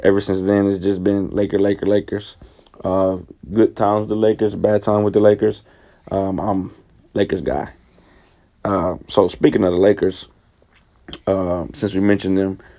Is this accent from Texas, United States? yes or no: yes; Houston, Texas, United States; I'm from Houston, Texas.